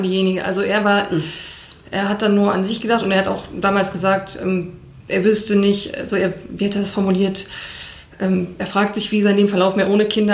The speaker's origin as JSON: {"language": "German", "town": "Bochum", "region": "North Rhine-Westphalia", "country": "Germany", "tie": "born or raised there", "said": "ich bin also in Wattenscheid aufgewachsen"}